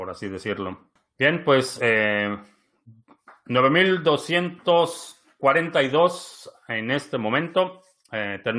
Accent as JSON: {"language": "Spanish", "country": "Venezuela", "lives_now": "Mexico", "said": "Oscar, yo soy venezolano viviendo en México y estoy seguro que vamos para el rumbo de Venezuela."}